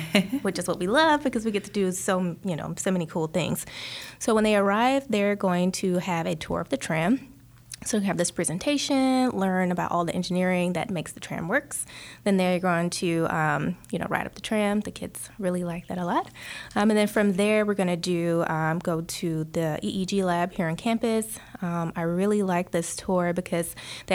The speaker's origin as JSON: {"language": "English", "town": "Atlanta", "region": "Georgia", "country": "United States", "moved": "as an adult", "said": "I'm from Atlanta. I just moved here"}